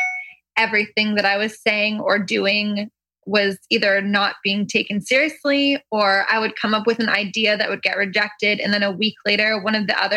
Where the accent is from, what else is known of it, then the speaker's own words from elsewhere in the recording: Port Perry, Ontario, Canada; moved away as an adult; now in Los Angeles, United States; The town that I grew up in had like two stoplights